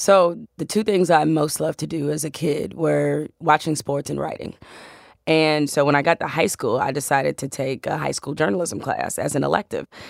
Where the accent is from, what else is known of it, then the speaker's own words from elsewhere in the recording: Detroit, Michigan, United States; I'm from Detroit, so I'm a huge Tigers fan